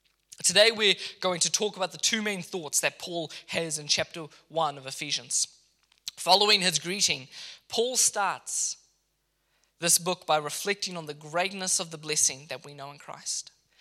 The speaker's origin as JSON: {"language": "English", "country": "Mozambique", "tie": "born or raised there", "lives_now": "Kenya", "said": "When I lived in Kenya, I was educated in Kenya after growing up in Mozambique. I went to a boarding school there for a number of years."}